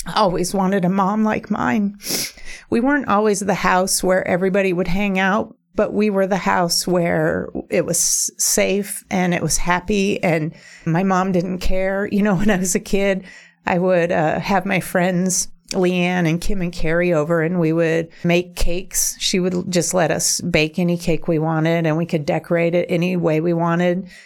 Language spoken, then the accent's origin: English; Juneau, Alaska, United States; moved away; I was born in Juneau. And my mom and I were single there until I was about twelve.